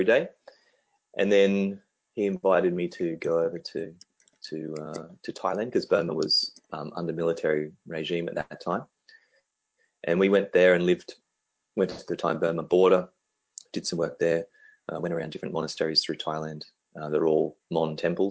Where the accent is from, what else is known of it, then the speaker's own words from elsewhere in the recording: Canberra, Australian Capital Territory, Australia; my hometown where I grew up, which is in Canberra